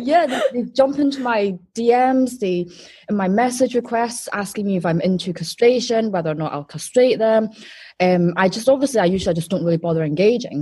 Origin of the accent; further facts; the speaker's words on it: Wuhan, Hubei, China; moved away; I'm from Wuhan